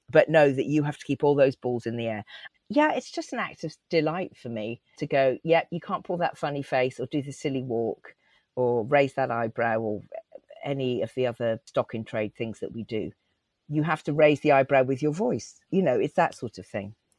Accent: Cotswolds, Gloucestershire, South West England, United Kingdom; accent: West Country; also born or lived in Leeds; I lived in a tiny rural Cotswold village. We moved there from Leeds uh, when I was three.

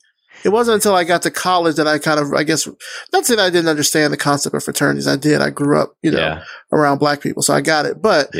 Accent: Alabama, United States; I grew up in Alabama

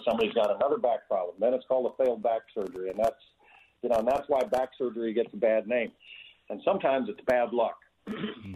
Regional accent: Montana, United States; I grew up on a on a cattle ranch in Montana

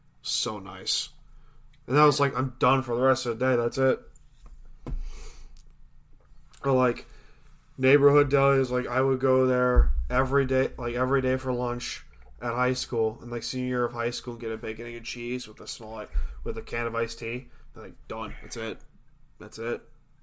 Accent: Long Island, New York, United States; We grew up here on Long Island, on a small little beach town

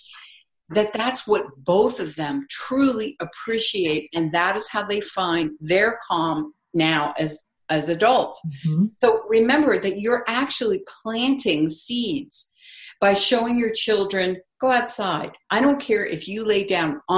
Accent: East Coast, United States; I grew up on the East Coast

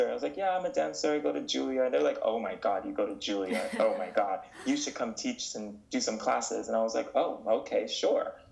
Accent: North Carolina, United States; born there; And uh, when I was born, I was born in North Carolina.

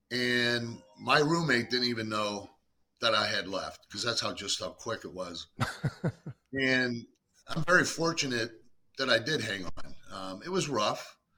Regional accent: Pittsburgh, Pennsylvania, United States; moved away as an adult; Jim Huber recruited me, out of Pittsburgh. I grew up in Pittsburgh.

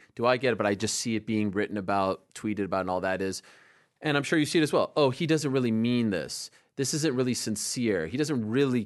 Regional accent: Quebec, Canada; I speak French. I'm from French-speaking Quebec

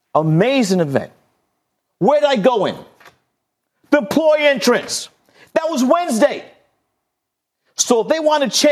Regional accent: New York City, New York, United States; I grew up in Fort Greene, Brooklyn.

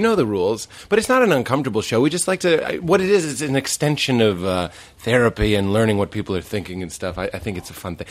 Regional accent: East Coast, United States; moved away; I'm from the East Coast.

